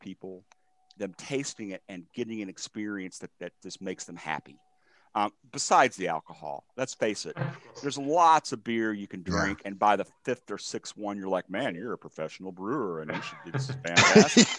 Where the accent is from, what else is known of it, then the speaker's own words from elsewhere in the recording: United States; I'm from America.